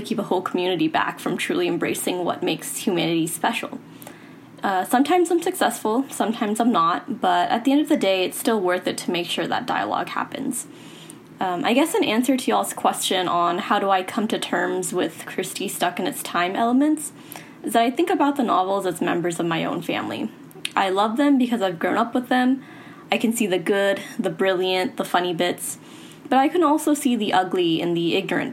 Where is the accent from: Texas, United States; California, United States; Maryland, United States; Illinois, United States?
Texas, United States; Houston; I'm from Houston, Texas